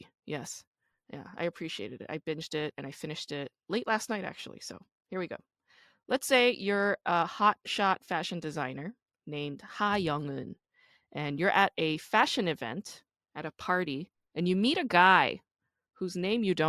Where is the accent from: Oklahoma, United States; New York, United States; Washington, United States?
New York, United States; New York City